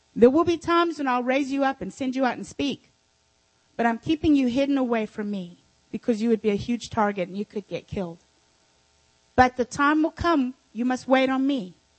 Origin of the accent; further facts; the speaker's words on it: South Africa; moved away; when I was raised in South, in Africa, I had servants.